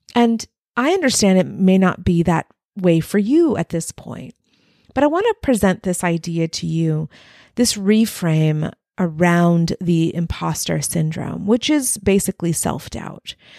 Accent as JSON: {"language": "English", "region": "Texas-Mexican border", "country": "United States", "tie": "born or raised there", "said": "I had one foot in Mexico, one foot in the U S along the Texas-Mexican border"}